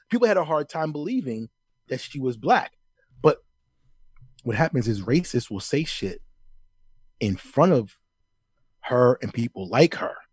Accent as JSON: {"language": "English", "country": "United States", "said": "Now, I'm American. I love the flag. I have one in front of my house hanging up right now."}